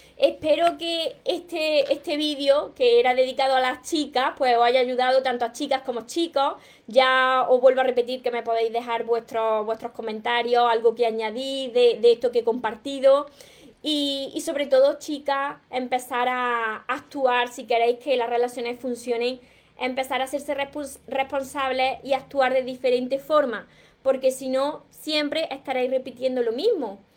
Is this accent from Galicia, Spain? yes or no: no; Córdoba, Andalusia, Spain; yo me como la S porque soy cordobesa